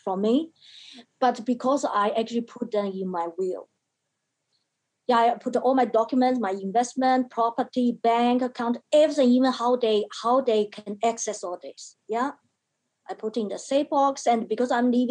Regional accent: China; now in Australia; Yeah, I was born in China. China is the country of my birth. Australia is the country of my choice.

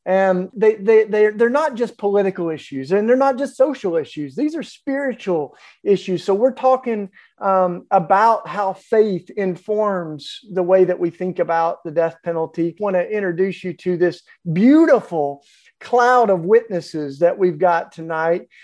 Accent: the Bible Belt, United States; I, I grew up of all in the Bible Belt

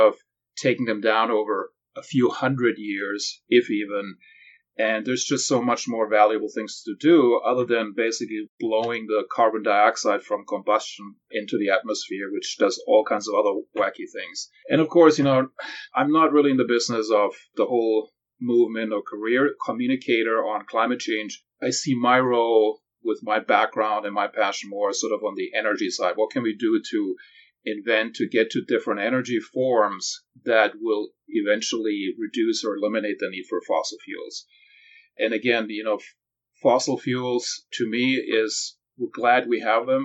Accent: Germany; moved away as an adult; now in California, United States; I grew up in Europe

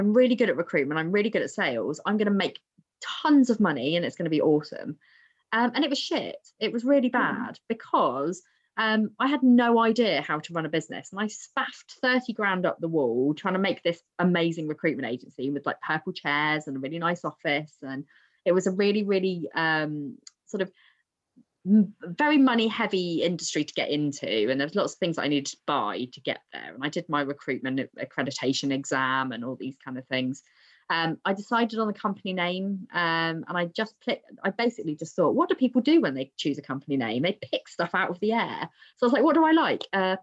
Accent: Southampton, South East England, United Kingdom; I'm from Southampton.

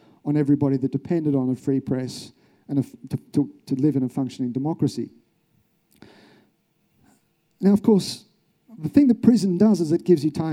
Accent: Australia; I'm from Australia.

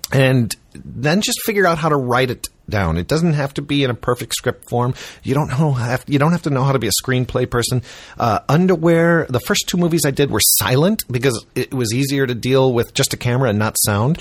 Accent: Chicago, Illinois, United States; I grew up in Chicago

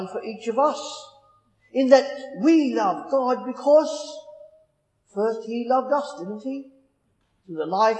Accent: Australia; moved away as an adult; now in England; Growing up in Australia, I was raised by my parents

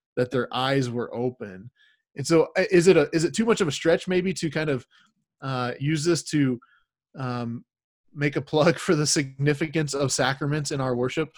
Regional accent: United States; as American Christians, we we are Christians in America.

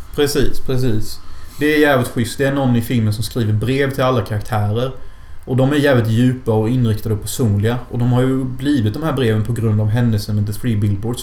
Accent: Sweden

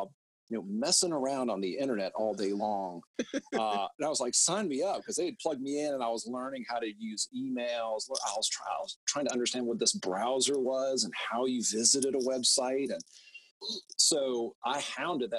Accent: Atlanta, Georgia, United States; also born or lived in Oxford, Mississippi; Based in Atlanta, born and raised in Atlanta.

